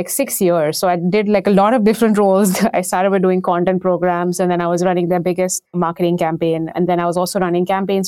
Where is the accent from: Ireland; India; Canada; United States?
India; moved away; And this was back in Mumbai. So this was back in India. I grew up in India.